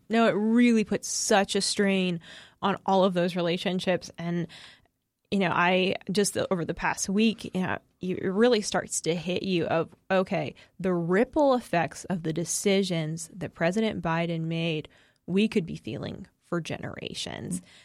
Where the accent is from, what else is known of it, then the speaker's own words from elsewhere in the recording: New England, United States; moved away; I am originally from New England and, uh, grew up as a Patriots fan